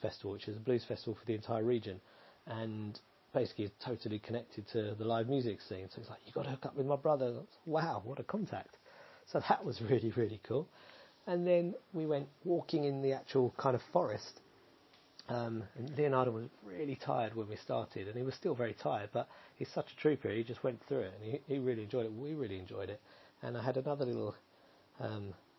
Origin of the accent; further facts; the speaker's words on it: Essex, East of England, United Kingdom; moved away; I was raised in Essex